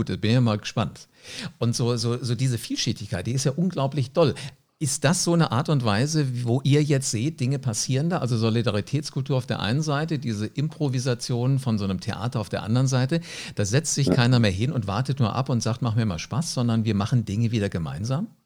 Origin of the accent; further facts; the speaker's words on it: Wiesbaden, Hesse, Germany; Äh, ich bin in Wiesbaden aufgewachsen